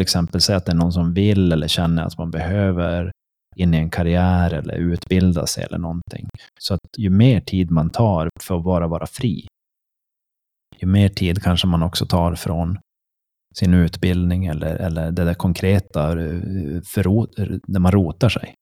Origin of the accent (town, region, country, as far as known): Sweden